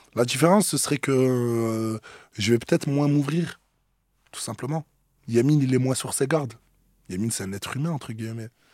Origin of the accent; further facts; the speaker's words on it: Marseille, Provence-Alpes-Côte d'Azur, France; also born or lived in Metz; Je viens de Marseille, mais je suis né à Metz en 96 et en gros, il y a toute ma famille là-bas. Mais moi, je suis complètement marseillais